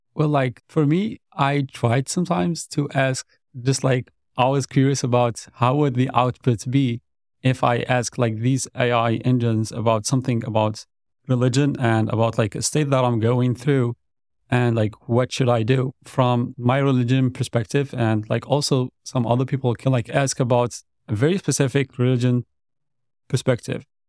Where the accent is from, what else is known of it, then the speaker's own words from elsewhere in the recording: Algeria; moved away as an adult; now in Dallas, United States; back in my country. So like I'm originally also from Algeria.